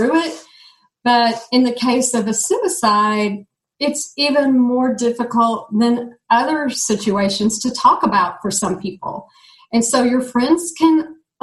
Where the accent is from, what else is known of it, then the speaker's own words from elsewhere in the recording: Dallas, Texas, United States; I'm from Dallas, Texas